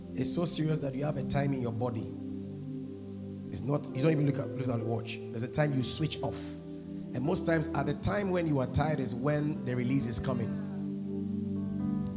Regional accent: Nigeria; I was brought up in Nigeria

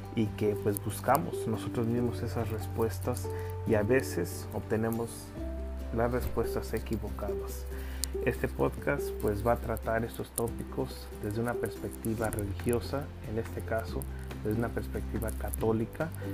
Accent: Los Angeles, California, United States; also born or lived in Mexico; nací en México, pero me crié aquí en Los Ángeles, en Estados Unidos

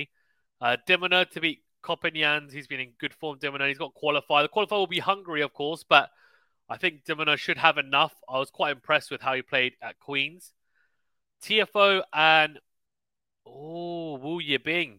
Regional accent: United Kingdom; I, as a Brit

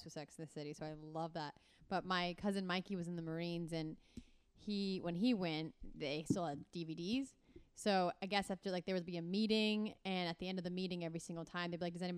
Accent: North Carolina, United States; also born or lived in Oxnard, California / Fort Wayne, Indiana; I grew up in North Carolina.

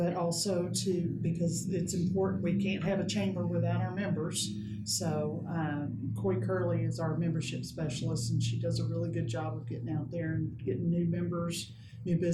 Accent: Lubbock, Texas, United States; moved away as an adult; now in Odessa, United States; I actually grew up in Lubbock, but I got to Odessa as fast as I could

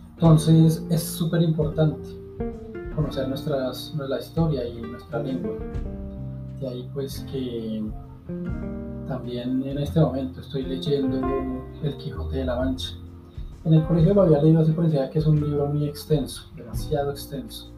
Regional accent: Colombia; aquí en mi país, en Colombia

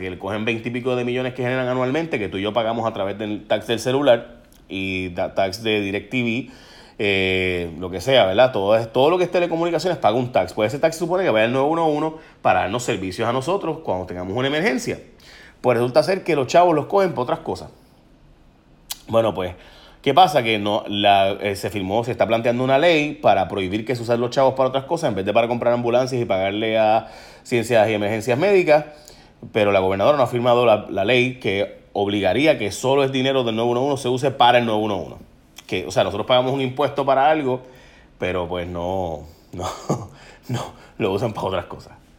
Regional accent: San Lorenzo, Puerto Rico; en San Lorenzo, mi pueblo

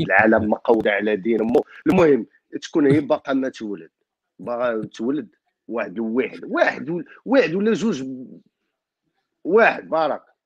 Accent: Morocco; now in France; انا مغربي

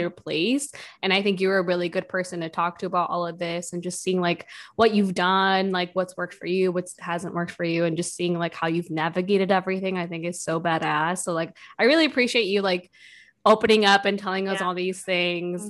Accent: Milwaukee, Wisconsin, United States; moved away as an adult; also born or lived in Madison / Minnesota; now in New York, United States; I'm from Milwaukee.

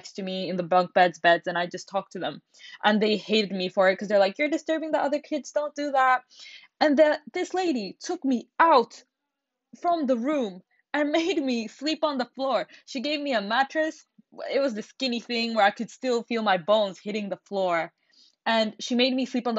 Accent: Finland; I was born and raised in Finland. I have never lived anywhere else except Finland

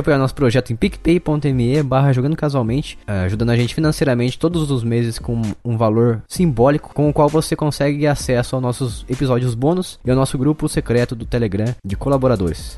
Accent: Paraíba Valley, São Paulo, Brazil; eu sou do Vale do Paraíba

